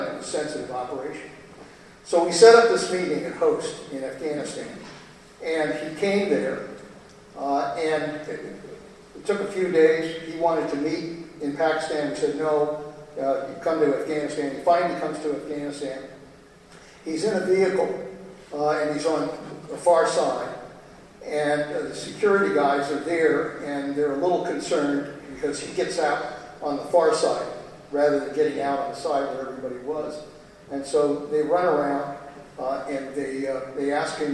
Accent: Pebble Beach, California, United States; Pebble Beach in my hometown

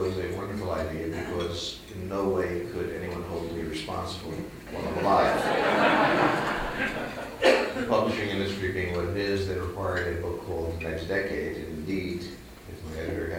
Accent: New York, United States; moved away; I'm not from New York, I'm from the Bronx.

